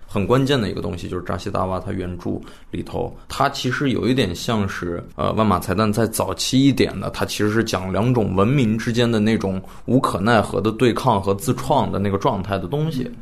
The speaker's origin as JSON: {"language": "Chinese", "town": "Xining", "region": "Qinghai", "country": "China", "tie": "born or raised there", "said": "我在西宁长大的嘛"}